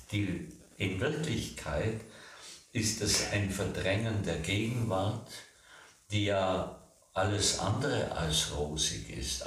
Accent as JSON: {"language": "German", "region": "Bavaria", "country": "Germany", "said": "bei uns in Bayern"}